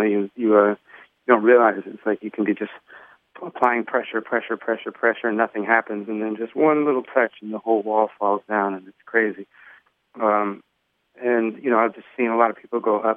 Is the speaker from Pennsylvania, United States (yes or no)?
no; Los Angeles, California, United States; growing up in Hollywood, seeing a lot of people famous, being around famous kids